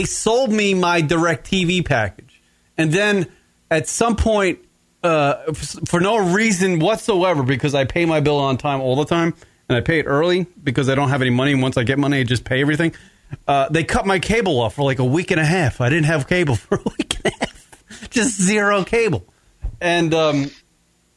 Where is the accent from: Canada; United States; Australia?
United States; I'm American